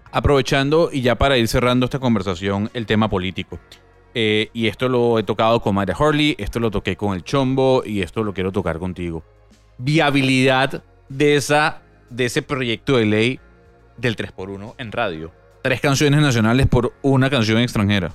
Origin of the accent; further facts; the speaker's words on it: Panama; ya hablo y te comento como panameño